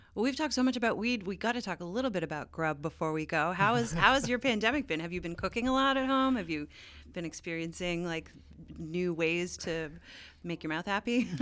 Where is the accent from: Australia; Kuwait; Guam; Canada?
Canada; Newfoundland and Labrador; now in California, United States; I'm from Newfoundland, where it's like seals and icebergs